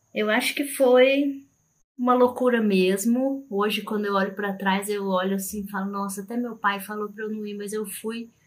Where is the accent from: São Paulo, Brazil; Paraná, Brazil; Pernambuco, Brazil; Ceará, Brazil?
São Paulo, Brazil; Campinas; eu sou de São Paulo, né? Sou de Campinas, São Paulo, de lá